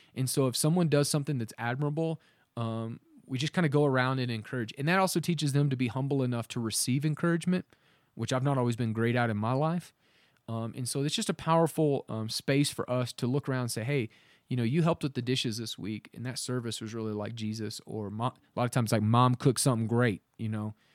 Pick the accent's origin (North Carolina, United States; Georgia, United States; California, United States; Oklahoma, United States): Oklahoma, United States; we're from Oklahoma